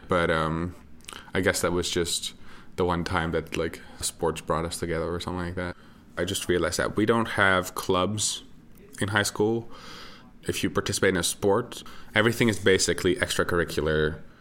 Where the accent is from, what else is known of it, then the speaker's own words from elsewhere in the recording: Netherlands; I consider my home country to be the Netherlands. I grew up in what we call uh, a row house.